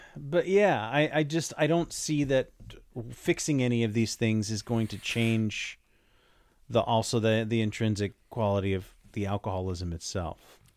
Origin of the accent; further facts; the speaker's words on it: Las Vegas, Nevada, United States; growing up in Las Vegas